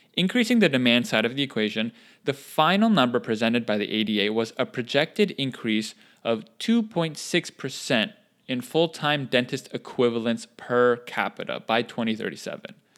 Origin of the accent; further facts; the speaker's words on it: North Carolina, United States; In my home state, In the city of Apex, which is a suburb of Raleigh